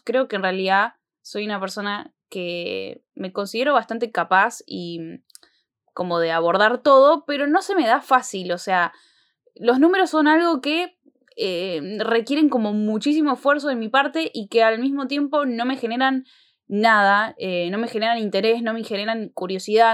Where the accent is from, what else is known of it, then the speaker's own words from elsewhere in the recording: Argentina; en nuestro país, acá en Argentina